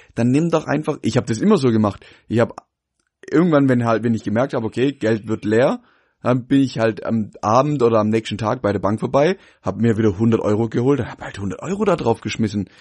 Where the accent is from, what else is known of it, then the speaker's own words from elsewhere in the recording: Pforzheim, Baden-Württemberg, Germany; bei uns in Pforzheim